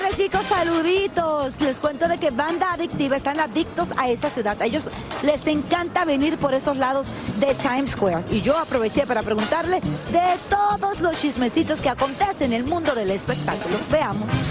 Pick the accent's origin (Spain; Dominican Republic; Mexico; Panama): Dominican Republic; como buena dominicana